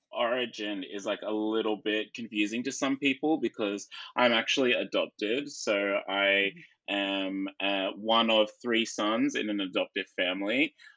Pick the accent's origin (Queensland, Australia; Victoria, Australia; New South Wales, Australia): Queensland, Australia; Brisbane; I grew up in near Brisbane. So I grew up a little bit south of the city.